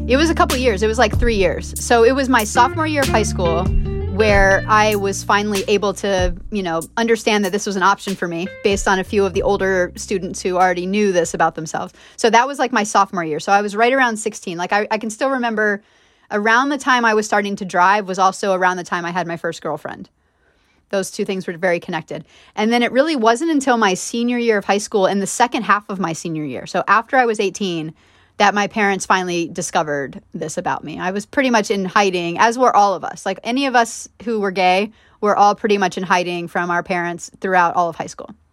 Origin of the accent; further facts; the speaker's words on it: between Dallas and Fort Worth, Texas, United States; also born or lived in Miami Beach, Florida; growing up in Texas in the suburb where I grew up